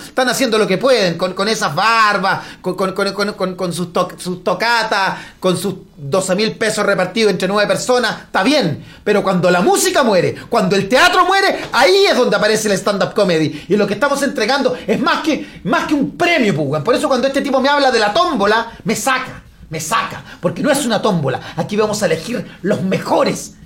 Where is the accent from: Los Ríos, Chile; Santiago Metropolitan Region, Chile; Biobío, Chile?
Biobío, Chile; Lota; Yo soy de Lota, viví toda mi vida en Lota, mis padres son de Lota